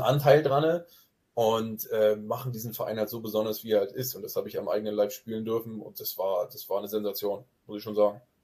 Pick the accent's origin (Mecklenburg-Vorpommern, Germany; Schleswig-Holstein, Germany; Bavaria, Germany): Mecklenburg-Vorpommern, Germany; Grevesmühlen area; accent: Norddeutsch; moved away as an adult; also born or lived in Wismar; now in Zwickau, Germany; Ich wurde in Grevesmühlen geboren, ich habe damals aber mhm. nie in Grevesmühlen gelebt, aber im Umland von Grevesmühlen, äh, kleinere, kleinere Dörfer unweit von Grevesmühlen